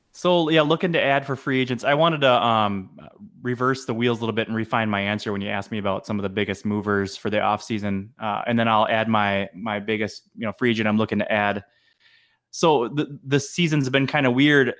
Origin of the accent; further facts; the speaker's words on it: Madison, Wisconsin, United States; also born or lived in Iowa; now in Minnesota, United States; I grew up in Madison, Wisconsin